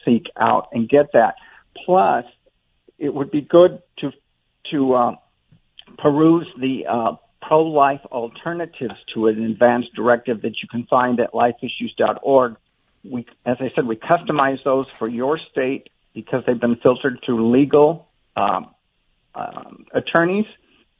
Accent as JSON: {"language": "English", "region": "Montana", "country": "United States", "tie": "born or raised there", "said": "Montana, which is my home state, I'm proud to and always will be a Montanan"}